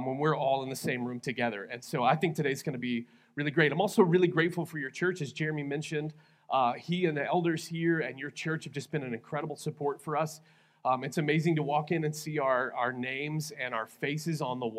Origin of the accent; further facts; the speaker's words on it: Texas, United States; now in Lawton, United States; I am originally from Texas. I'm a Texas guy.